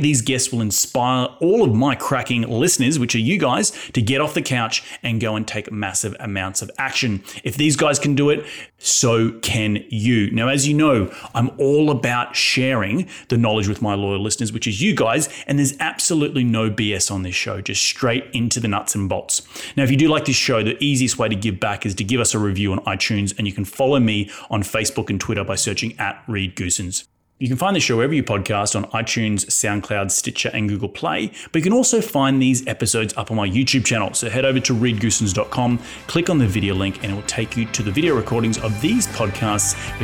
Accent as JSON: {"language": "English", "town": "Brisbane", "region": "Queensland", "country": "Australia", "tie": "born or raised there", "said": "my hometown, Brisbane"}